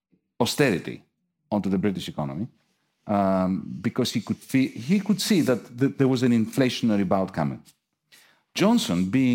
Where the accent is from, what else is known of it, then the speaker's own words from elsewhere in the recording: Athens, Attica, Greece; I come from Athens.